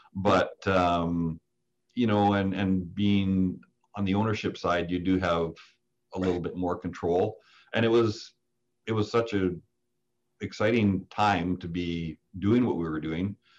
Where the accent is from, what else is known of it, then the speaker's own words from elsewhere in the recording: Saskatoon, Saskatchewan, Canada; now in Kelowna, Canada; I came from Saskatoon and those roots run deep